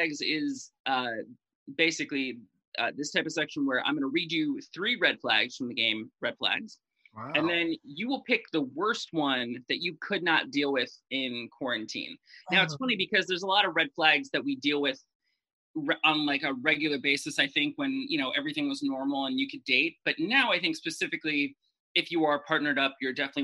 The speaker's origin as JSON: {"language": "English", "town": "Cleveland", "region": "Ohio", "country": "United States", "tie": "born or raised there", "said": "I grew up in Cleveland"}